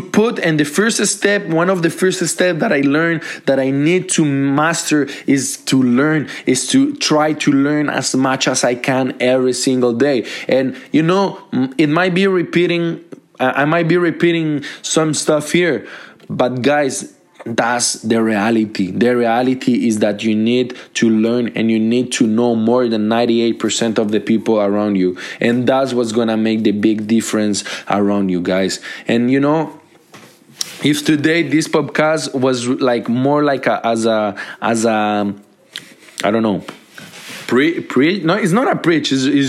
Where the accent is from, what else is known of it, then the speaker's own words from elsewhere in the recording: Montreal, Quebec, Canada; Because I grew up in Montreal, and Montreal is my lovely city.